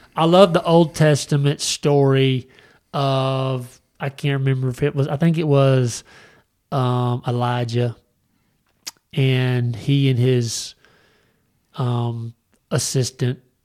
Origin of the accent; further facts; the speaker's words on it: United States; I was raised in America